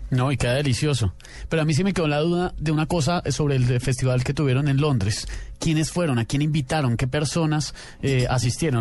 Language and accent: Spanish; Colombia; Nosotros, como colombianos